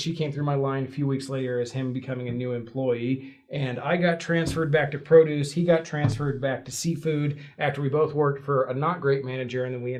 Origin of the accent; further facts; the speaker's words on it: Tampa, Florida, United States; I grew up in the Tampa Bay area. My family has been members for 5 generations on my dad's side.